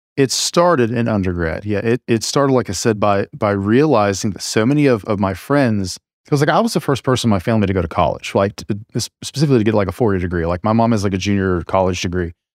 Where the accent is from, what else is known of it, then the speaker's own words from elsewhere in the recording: small town rural America, Appalachia, United States; accent: drawl; I grew up in a very conservative, you just, you know, small town rural America